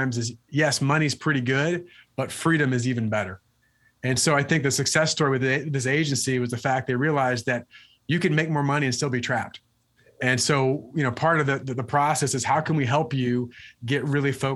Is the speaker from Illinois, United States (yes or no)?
yes; Illinois, United States; also born or lived in Wisconsin; moved on to another agency in Illinois, which is my home state